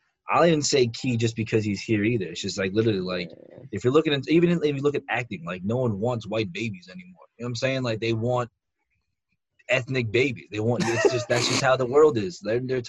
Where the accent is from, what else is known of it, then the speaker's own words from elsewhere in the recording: Northeast, United States; we're from the Northeast